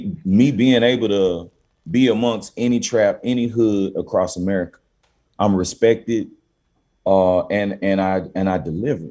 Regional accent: Memphis, Tennessee, United States; also born or lived in Cordova, Tennessee; I'm from South Memphis

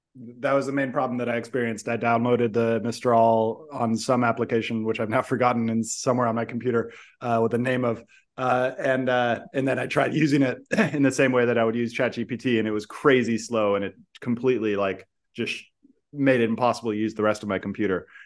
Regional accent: San Francisco, California, United States; moved away; I grew up in San Francisco. I still love it, but also I moved away

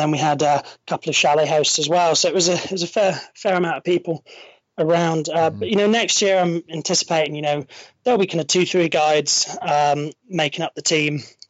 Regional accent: Stirling, Scotland, United Kingdom; I know I don't sound it, but I'm a local. I was brought up in Stirling, central Scotland.

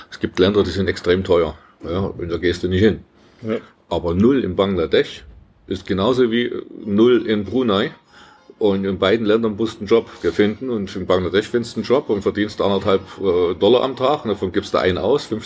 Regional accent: East Germany, Germany; Wir hatten ja keine andere Sprachkenntnisse, keine Ahnung von anderen Kulturen als Ostdeutsche.

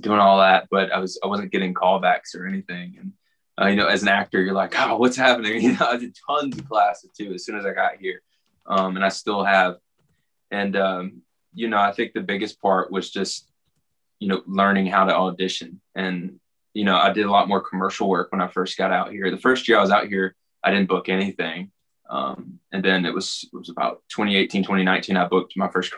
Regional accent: Alabama, United States; also born or lived in New York; now in Los Angeles, United States

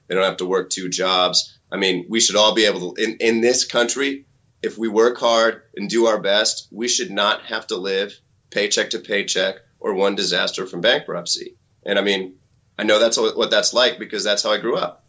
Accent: Missouri, United States; I grew up in Missouri

